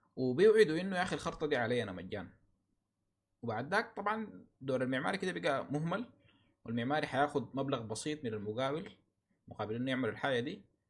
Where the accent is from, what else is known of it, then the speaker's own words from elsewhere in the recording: Sudan; عندنا في السودان